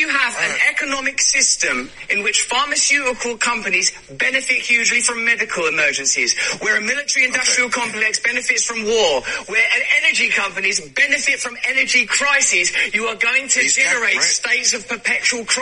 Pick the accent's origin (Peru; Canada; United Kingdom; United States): United Kingdom; England; I'm English